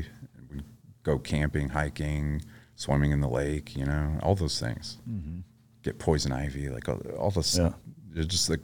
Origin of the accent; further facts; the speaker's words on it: Lawrence, Kansas, United States; Kansas. Lawrence, Kansas.